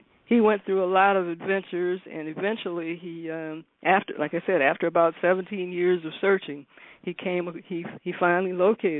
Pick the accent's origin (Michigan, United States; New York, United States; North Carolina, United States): Michigan, United States; Detroit; I'm from Detroit